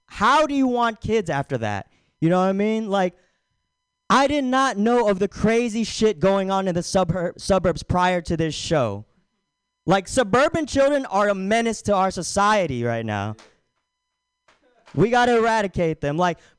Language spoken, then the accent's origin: English; Philippines; I'm aghast. I'm fucking Filipino. But he doesn't know that.